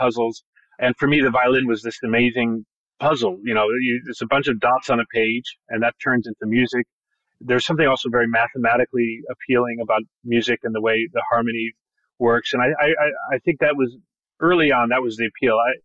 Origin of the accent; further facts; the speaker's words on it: Bloomington, Indiana, United States; I grew up there. I was born the year that they arrived in Indiana. So I'm really from Indiana